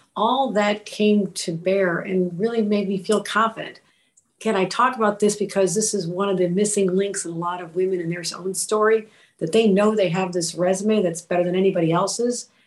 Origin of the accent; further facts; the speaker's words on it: Buffalo, New York, United States; I'm from Buffalo